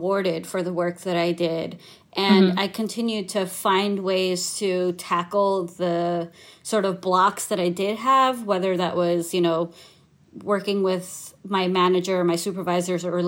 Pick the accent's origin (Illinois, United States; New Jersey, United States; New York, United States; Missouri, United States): New York, United States; also born or lived in India; I was born in India, and I moved to New York with my family when I was 2 years old